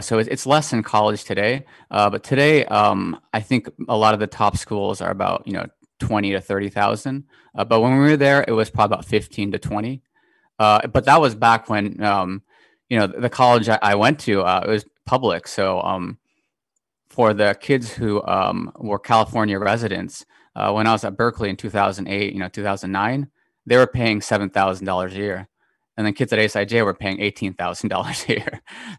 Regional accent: Tokyo, Japan; I was born in Tokyo, Japan, back in 1986. My dad was an American, mom Japanese, so what you call half.

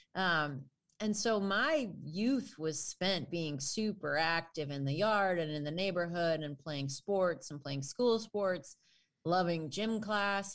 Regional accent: northwestern suburbs of Chicago, Illinois, United States; I grew up in a teeny tiny community. in the far northwestern suburbs of Chicago

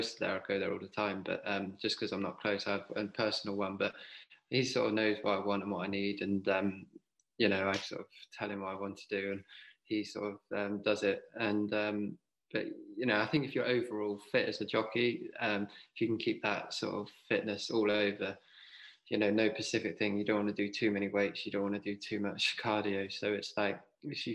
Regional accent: Devon, South West England, United Kingdom; I was a boy from Devon

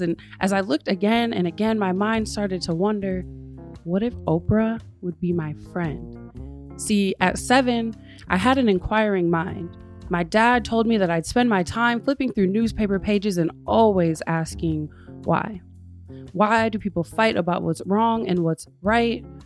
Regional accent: West Michigan, United States; now in Grand Rapids, United States; I grew up in West Michigan

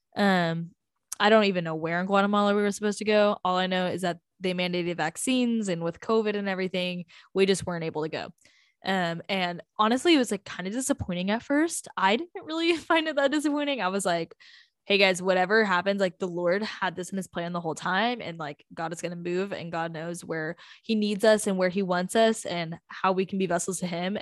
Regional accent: North Texas, United States; We're from North Texas

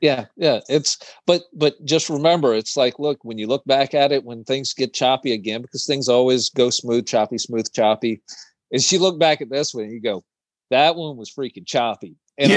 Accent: East Coast, United States; I'm from the East Coast

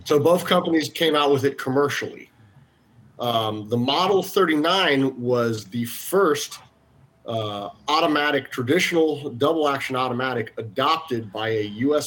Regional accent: Florida, United States; we're all Floridian, we're all American

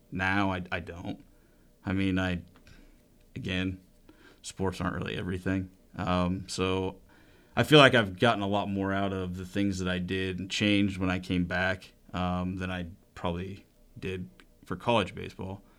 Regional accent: McCook, Nebraska, United States; also born or lived in Hastings, Nebraska; I was born in Hastings, but I was raised in McCook.

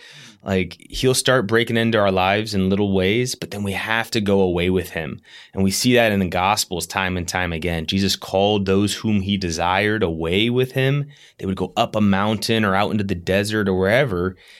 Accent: Yorktown, Virginia, United States; I grew up in Yorktown, Virginia, and my family and I just moved here from Virginia Beach, which is about 40 minutes southeast of Yorktown, just three and a half weeks ago.

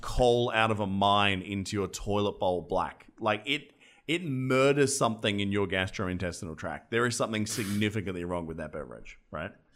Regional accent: Australia; I'm an Australian

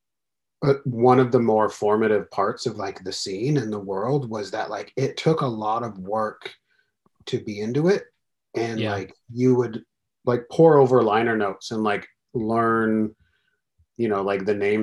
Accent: Central Valley of California, United States; I grew up in the Central Valley of California

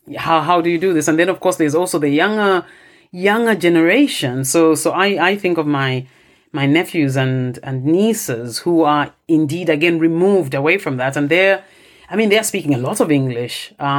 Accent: Copperbelt Province, Zambia; So I come from the Copperbelt province and there's this thing which is called town Bemba.

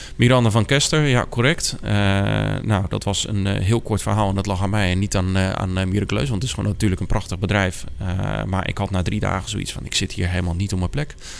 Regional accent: Ter Heijde, South Holland, Netherlands; also born or lived in 's-Gravenzande / Wateringen / Naaldwijk; ik ben geboren in Schravenzanden. Ik ben toen naar Ter Heide verhuisd. Daar ben ik opgegroeid.

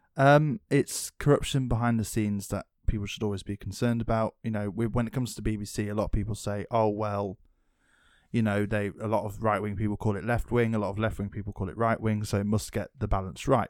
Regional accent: England, United Kingdom; I'm English

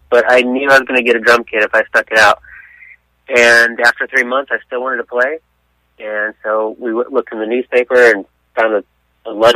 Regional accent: San Diego, California, United States; I'm from San Diego, born and raised there

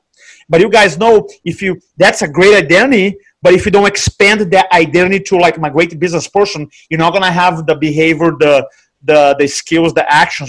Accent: Brazil; now in United States; So I came here from Brazil. I work in, my background is in banking.

